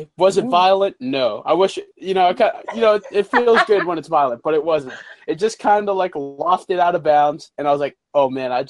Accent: Dobbs Ferry, New York, United States; born or raised there

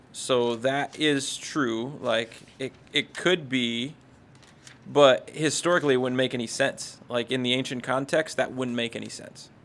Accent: Pennsylvania, United States; I'm from Pennsylvania

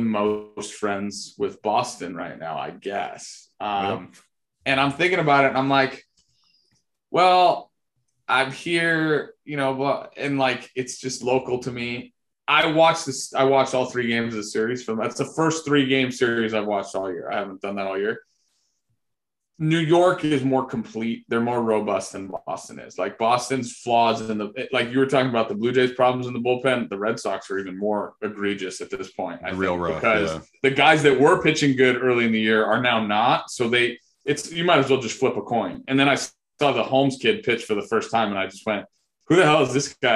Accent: Italy; moved away; I had to grow up in Italy

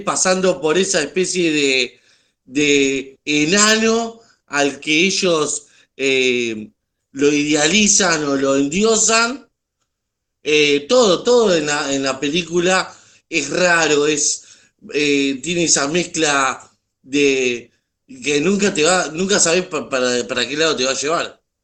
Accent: Argentina; yo como argentino

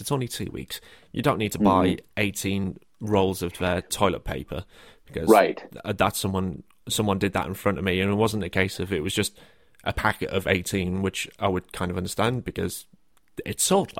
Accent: the north of England, United Kingdom; I say quite a few things that are from the north of England, because that's where I'm from.

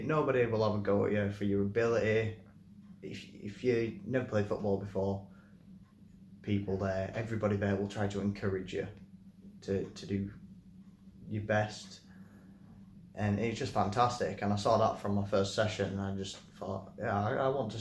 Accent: Leeds, Yorkshire and the Humber, United Kingdom; moved away as an adult; now in Nottingham, United Kingdom; I moved to Nottingham to be with my partner. I'm originally from Leeds.

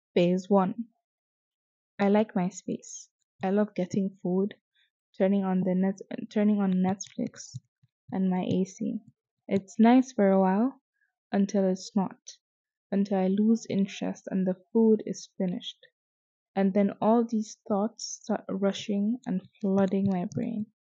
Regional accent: Azare, Bauchi, Nigeria; I am from Bauchi, specifically Azare

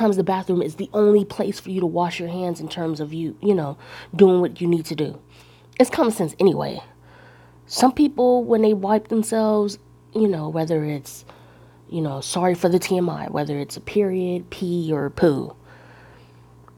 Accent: Northern California, United States; I grew up in California, northern part

